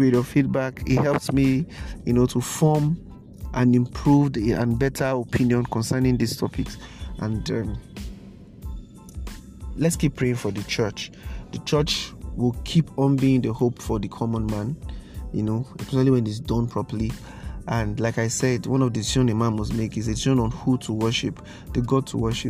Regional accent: Nigeria; Nigeria, my hometown

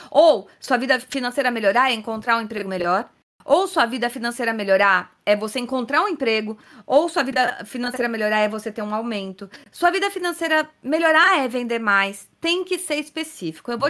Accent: Minas Gerais, Brazil; Primeiramente … sou de Minas Gerais

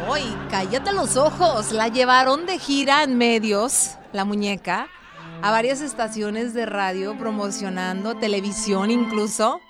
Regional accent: Colima, Mexico; la gente de mi tierra, Colima

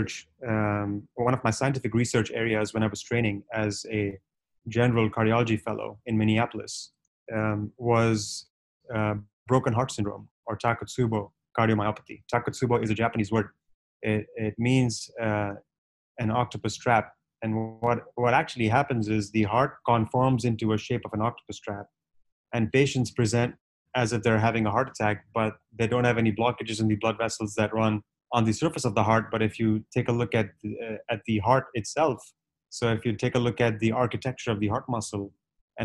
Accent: Punjabi from North India, India; I was born and raised in India

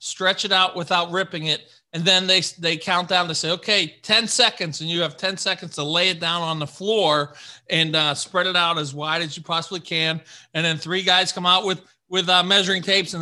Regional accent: Pittsburgh, Pennsylvania, United States; I'm from Pittsburgh, Pennsylvania

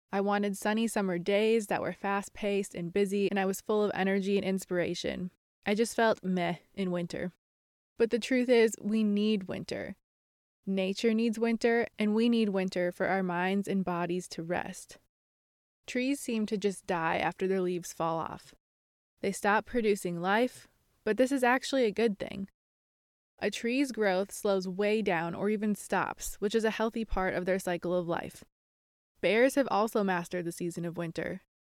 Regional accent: Minnesota, United States; moved away as an adult; also born or lived in Ohio / Iowa / Nebraska; I grew up in Minnesota

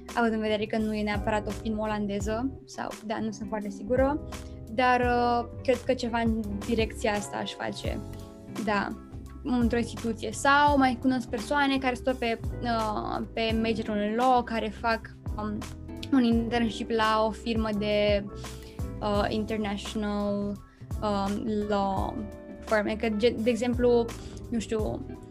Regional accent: Romania; now in Netherlands; sunt româncă

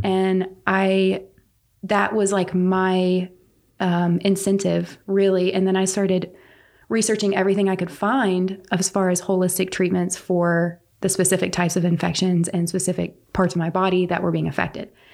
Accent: Pine Bluff, North Carolina, United States; I am local to here. I grew up in Pine Bluff

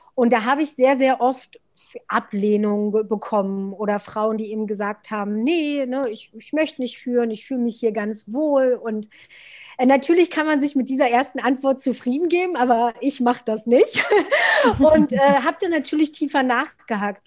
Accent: Altmark, northern Saxony-Anhalt, Germany; moved away as an adult; now in Berlin, Germany; lebe seit zwölf Jahren in Berlin und bin aufgewachsen im Norden von Sachsen-Anhalt in einer wunderschönen Altmark

